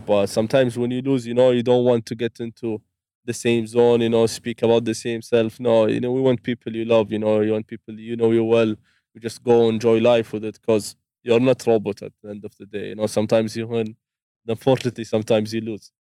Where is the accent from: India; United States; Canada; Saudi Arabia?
Saudi Arabia; I'm from Saudi